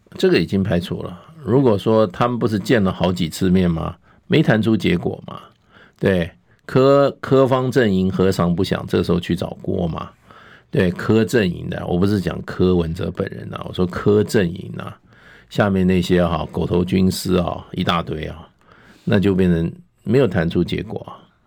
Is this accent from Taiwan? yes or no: yes; Taiwan; 我们台湾人